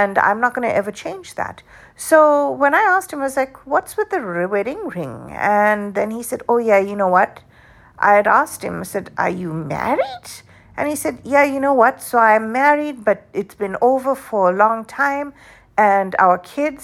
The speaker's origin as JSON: {"language": "English", "country": "South Africa", "tie": "born or raised there", "moved": "yes", "said": "the way I grew up in South Africa"}